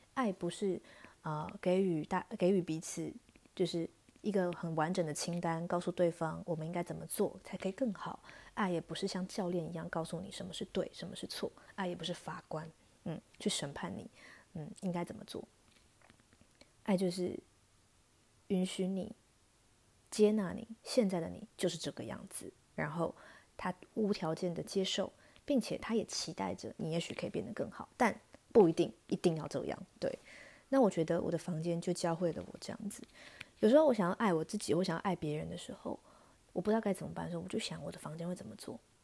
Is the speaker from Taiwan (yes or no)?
yes; Taichung, Taiwan; moved away as an adult; also born or lived in Hsinchu; now in Taipei, Taiwan; 尤其对我这种北漂族，因为我是台中人嘛